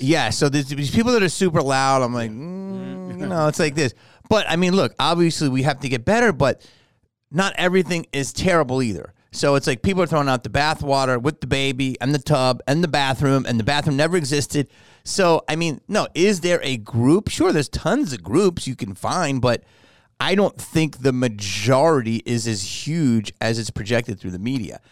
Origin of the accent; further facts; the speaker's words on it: Philadelphia, Pennsylvania, United States; moved away; I grew up in Philly